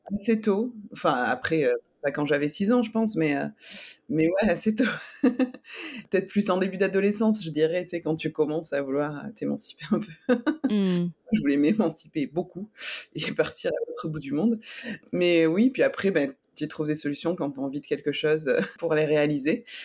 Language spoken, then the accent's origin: French; Nîmes, Occitania, France; moved away as an adult; also born or lived in Montpellier / Toulouse / Montreal / Germany; now in San Diego, United States; Alors, j'ai grandi à Nîmes avec ma maman